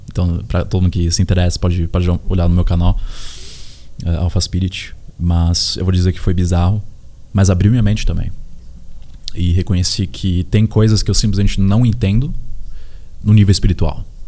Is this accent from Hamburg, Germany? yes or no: yes; Hamburg, Germany; also born or lived in Osnabrück; now in Brazil; Eu, eu nasci aqui no Brasil, mas com seis anos fui para Hamburgo